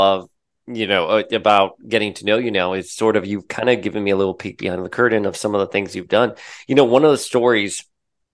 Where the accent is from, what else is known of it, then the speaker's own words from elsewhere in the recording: Miami, Florida, United States; moved away; I grew up, I'm a Cuban kid from Miami. I can say I live in Miami again now, so I can say from my hometown here